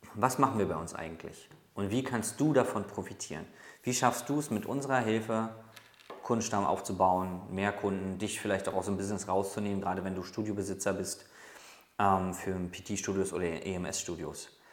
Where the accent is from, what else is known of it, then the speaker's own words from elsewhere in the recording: Berlin, Germany; ich komme aus Berlin